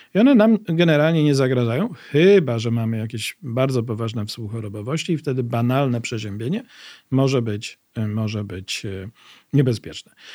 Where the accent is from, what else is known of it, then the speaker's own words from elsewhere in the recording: Łódź, Łódź Voivodeship, Poland; mieszkałem w Łodzi, bo jestem łodzianinem